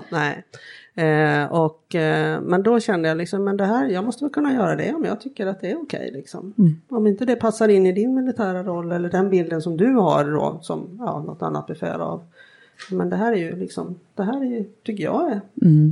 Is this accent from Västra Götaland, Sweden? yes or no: yes; outside Gothenburg, Västra Götaland, Sweden; uppvuxen eh, utanför Göteborg, jag är enda barnet. Och och eh, bodde först inne i Göteborg tills jag var sju år